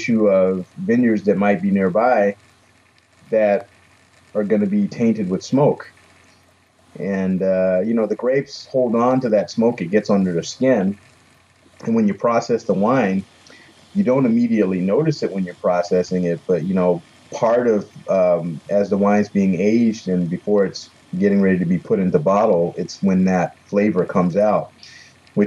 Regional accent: Florida, United States; moved away; I grew up in Florida

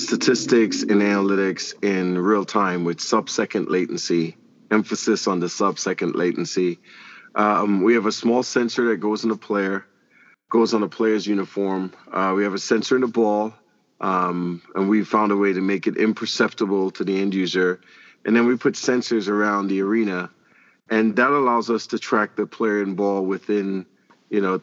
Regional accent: Trinidad & Tobago; moved away as an adult; also born or lived in Kansas; now in Kansas City, United States; I'm originally from Trinidad and Tobago

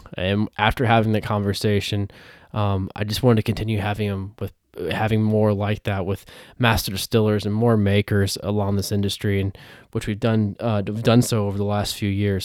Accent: Iowa, United States; I grew up in Iowa

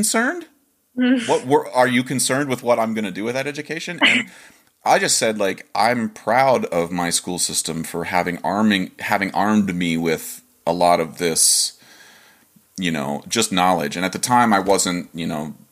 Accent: Dover, Ohio, United States; moved away as an adult; I'm from Dover, Ohio

